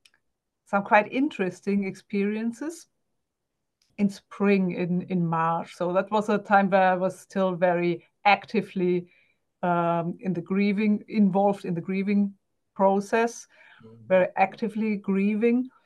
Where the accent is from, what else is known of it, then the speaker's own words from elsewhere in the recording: Germany; English is a second language; I'm German, guys, so bear with me. English is not my native language.